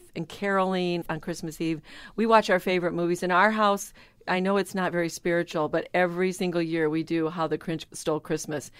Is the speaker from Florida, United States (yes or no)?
no; Michigan, United States; my background growing up in Michigan